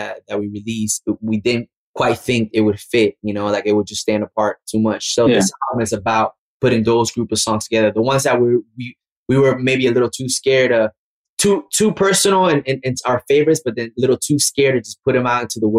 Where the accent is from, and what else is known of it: Orlando, Florida, United States; born or raised there; now in Miami, United States